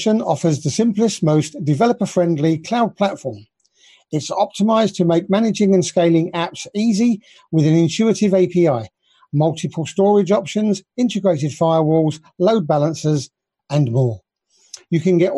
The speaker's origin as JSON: {"language": "English", "country": "United Kingdom", "said": "being a Brit"}